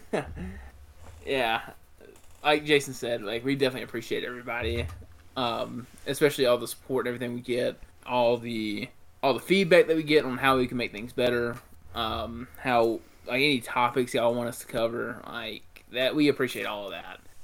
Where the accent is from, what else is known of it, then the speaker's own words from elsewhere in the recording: Mississippi, United States; I'm from Mississippi.